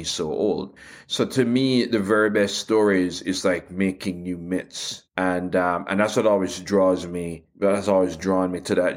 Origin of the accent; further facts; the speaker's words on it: Jamaica; as somebody growing up in Jamaica, growing up in the African diaspora